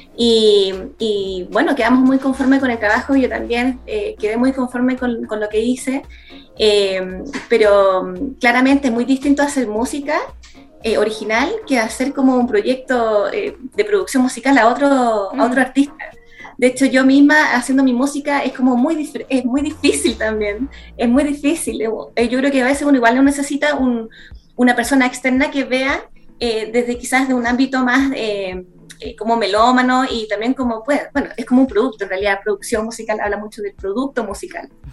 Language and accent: Spanish; San Bernardo, Santiago Metropolitan Region, Chile; nací en San Bernardo, es una comuna en el sector de Santiago y la verdad es que ahí yo hice grandes amigos